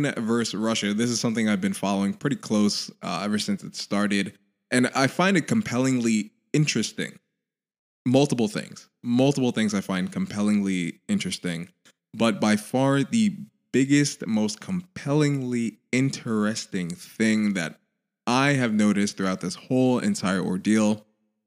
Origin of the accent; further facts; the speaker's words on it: Haiti; my home country, Haiti